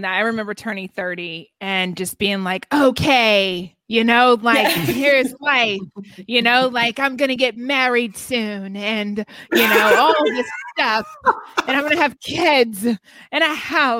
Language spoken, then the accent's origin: English; the South, United States; I grew up in the South